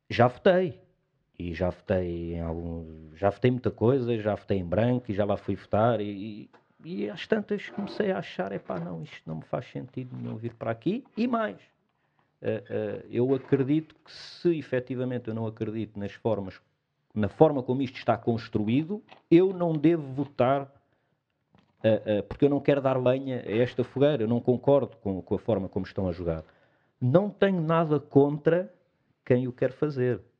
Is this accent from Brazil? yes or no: no; Portugal; eu estava a dizer que somos um bocadinho assim, acho como portugueses.